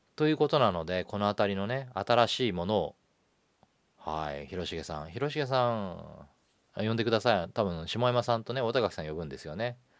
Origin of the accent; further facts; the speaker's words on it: Nagano, Japan; 長野生まれなので。